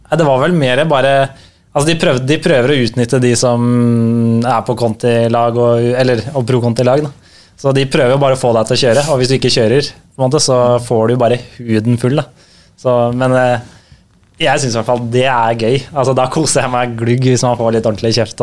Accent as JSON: {"language": "Norwegian", "town": "Drøbak", "region": "Akershus", "country": "Norway", "tie": "born or raised there", "said": "Vi har vokst opp i Drøbak, litt utafor Drøbak sentrum."}